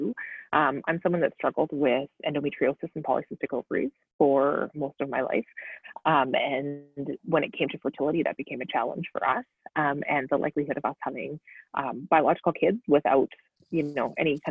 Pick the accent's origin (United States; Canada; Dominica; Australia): Canada; Sherwood Park, Alberta; now in Edmonton, Canada; I grew up in Sherwood Park